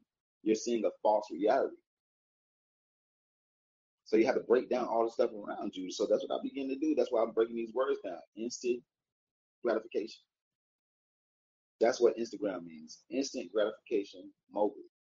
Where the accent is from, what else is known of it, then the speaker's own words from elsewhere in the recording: Atlanta, Georgia, United States; also born or lived in Warner Robins, Georgia; I'm a city nigga, I'm from Atlanta.